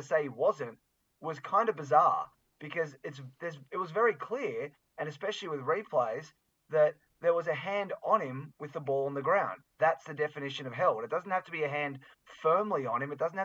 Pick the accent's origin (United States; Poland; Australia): Australia; I was born in Australia. I've lived almost my whole life here.